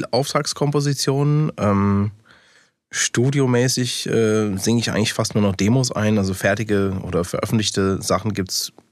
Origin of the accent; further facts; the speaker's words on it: United States; born there; first language en; German is a second language; ähm, also ich bin ja Amerikaner gebürtig, das heißt, ich bin auch mit, äh, zu Hause mit Englisch aufgewachsen, weil beide Eltern Amerikaner sind.